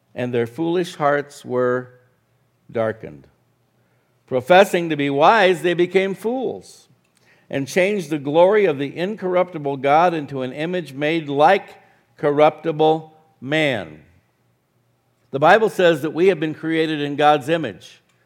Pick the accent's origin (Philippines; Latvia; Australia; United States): United States; Arizona; now in New Mexico, United States; I grew up in Arizona